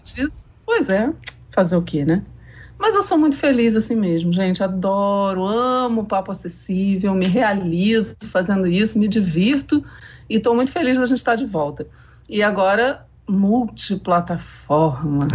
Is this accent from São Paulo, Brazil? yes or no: no; Rio de Janeiro, Brazil; eu sou carioca, né? Sou a única carioca desse grupo